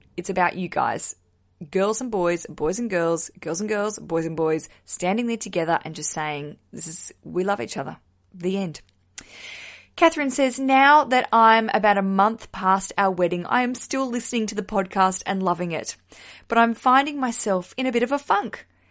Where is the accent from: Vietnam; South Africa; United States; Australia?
Australia; moved away as an adult; now in London, United Kingdom; I'm a stand-up comedian from Australia.